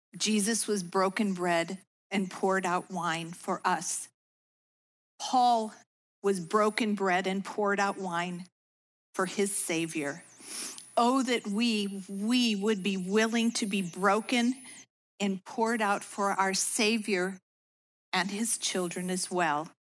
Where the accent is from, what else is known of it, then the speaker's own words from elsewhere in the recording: suburbs of Chicago, Illinois, United States; I was raised in the Lutheran faith in the suburbs of Chicago